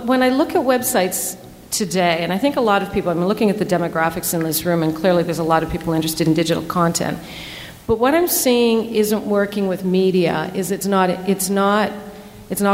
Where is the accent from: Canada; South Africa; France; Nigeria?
Canada; Northern Ontario; now in Hamilton, Canada; I grew up in Northern Ontario